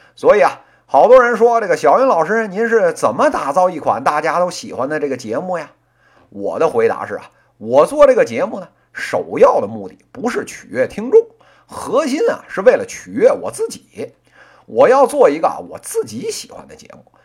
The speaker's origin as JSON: {"language": "Chinese", "region": "Beijing", "country": "China", "tie": "born or raised there", "accent": "Beijing dialect", "said": "作为一个这个土生土长的北京人"}